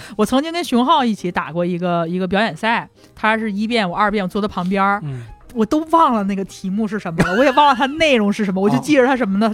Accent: China; moved away; also born or lived in Singapore / United States; 作为一个中国人

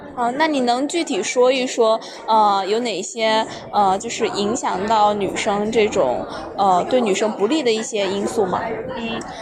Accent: Sichuan, China; 我本来是四川人嘛

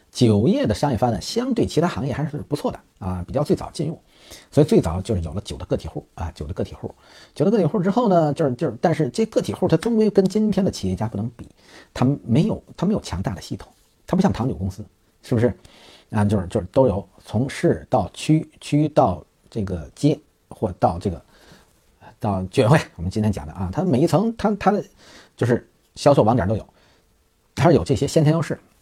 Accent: China; 我们中国人

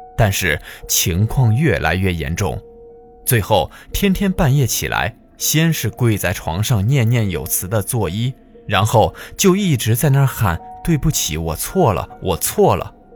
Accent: Jilin, China; moved away; 我们老家吉林

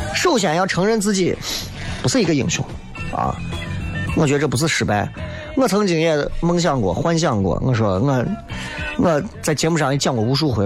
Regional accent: Shaanxi, China; 我生在陕西

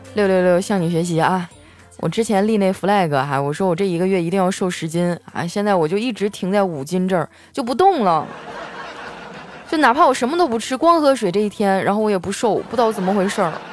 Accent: Qitaihe, Heilongjiang, China; moved away; 我老家在七台河产煤

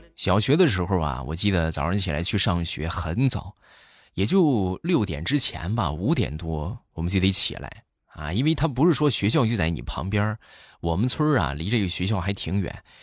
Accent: Shandong, China; accent: Shandong dialect; 我们山东话啊，就，就是傻就叫彪

